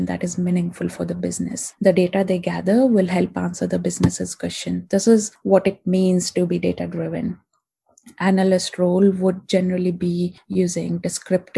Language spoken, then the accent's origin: English; India; moved away as an adult; now in London, United Kingdom; I'm from India and I came to London about 6 years back